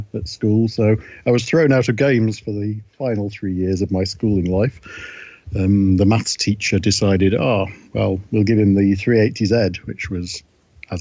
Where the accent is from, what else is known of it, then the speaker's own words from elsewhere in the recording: Blackpool, North West England, United Kingdom; moved away as an adult; also born or lived in Douglas, Isle of Man; now in Nova Scotia, Canada; I grew up in Blackpool and Douglas on the Isle of Man